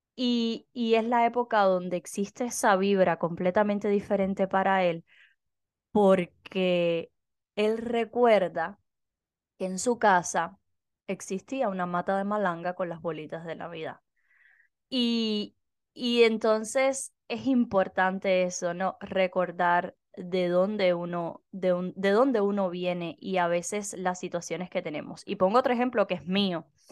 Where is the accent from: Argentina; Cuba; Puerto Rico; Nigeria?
Cuba; moved away; yo soy cubana